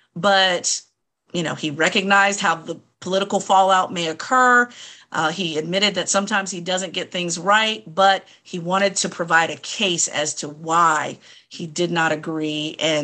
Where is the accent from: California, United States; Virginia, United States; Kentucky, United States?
Virginia, United States; We know my home state of Virginia, that I often Bash on this podcast.